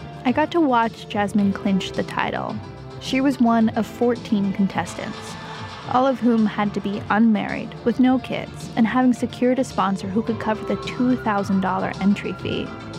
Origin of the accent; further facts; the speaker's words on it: San Francisco, California, United States; We both grew up here in San Francisco. We're actually from the same neighborhood, the Outer Richmond, considered by some a satellite Chinatown. It's full of dim sum parlors and Asian grocery stores and a robust Chinese population. And like Jasmine, I identify as Chinese American